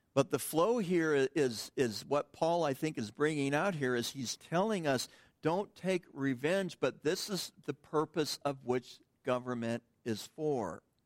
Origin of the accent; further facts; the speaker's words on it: United States; us as American Christians